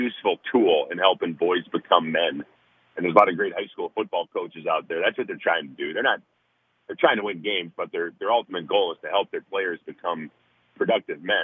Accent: Minnesota, United States; I grew up in Minnesota

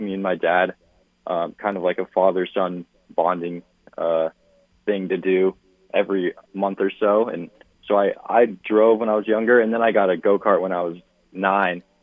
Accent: Phoenix, Arizona, United States; Phoenix, my hometown

